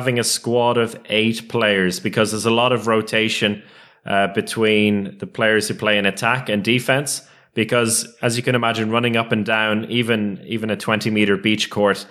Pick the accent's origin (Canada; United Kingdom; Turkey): United Kingdom; London; I was born in London.